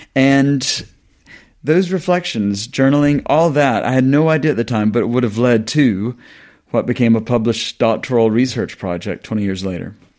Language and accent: English; the South of the US, United States; moved away as an adult; now in England, United Kingdom; I grew up on a farm in the South, been in the South of the U S